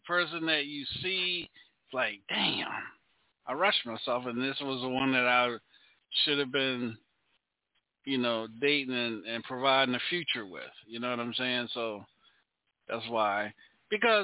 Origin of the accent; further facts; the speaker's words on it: Charlotte, North Carolina, United States; now in Louisiana, United States; I'm not from Louisiana. I'm from Charlotte. I'm from North Carolina.